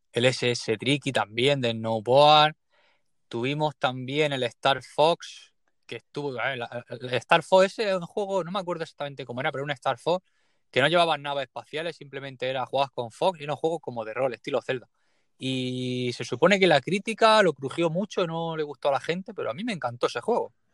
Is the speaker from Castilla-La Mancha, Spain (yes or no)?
no; Leruela, Jaén, Andalusia, Spain; vengo de un pueblecillo muy pequeño que se llama Leruela, en Jaén